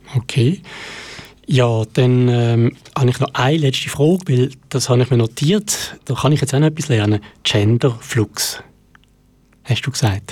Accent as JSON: {"language": "German", "region": "Basel-Landschaft", "country": "Switzerland", "tie": "born or raised there", "said": "in meiner Heimat stattfindet, nämlich der Jugendprojektwettbewerb vom Kanton Basel-Land"}